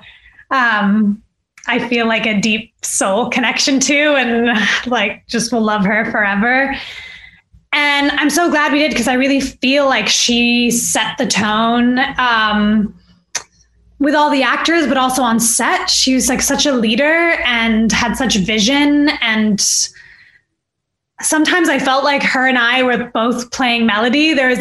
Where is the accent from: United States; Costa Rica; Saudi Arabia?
Saudi Arabia; I'm from Saudi Arabia